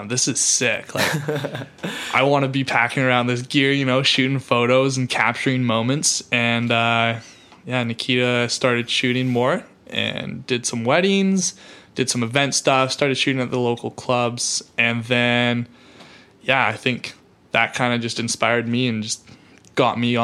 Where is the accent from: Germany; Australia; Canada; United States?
Canada; Kelowna, British Columbia; born in Kelowna, BC